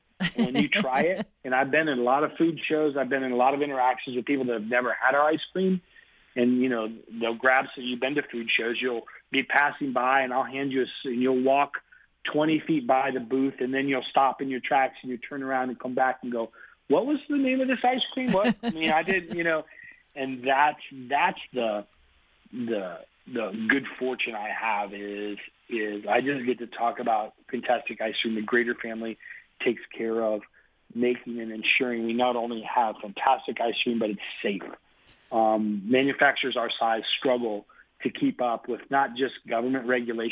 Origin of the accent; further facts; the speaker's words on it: Cincinnati, Ohio, United States; I'm a Cincinnati kid, so I did my growing up in Cincinnati